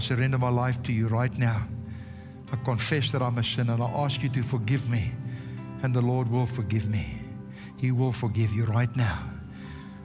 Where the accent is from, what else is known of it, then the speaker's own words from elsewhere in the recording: South Africa; first language Afrikaans; English is a second language; I can't even speak English properly because I'm a South African Afrikaner. I was born Afrikaans